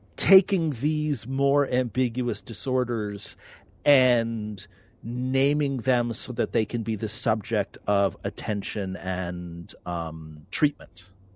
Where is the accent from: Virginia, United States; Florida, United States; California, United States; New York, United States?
New York, United States; now in North Dakota, United States; I'm a New Yorker.